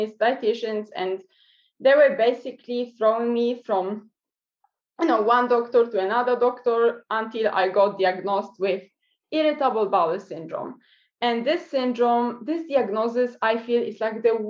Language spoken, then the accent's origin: English; Poland; now in New Zealand; I'm originally from Poland, but I'm based in New Zealand